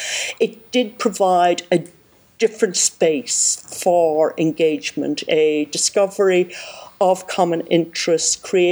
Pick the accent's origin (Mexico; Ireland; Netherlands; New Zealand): Ireland; County Monaghan, Ulster; growing up in County Monaghan